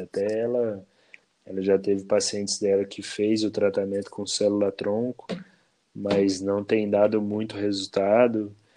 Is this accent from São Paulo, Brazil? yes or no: no; Bom Repouso, Minas Gerais, Brazil; now in Cambuí, Brazil; eu nasci em Bom Repouso, aqui no sul de Minas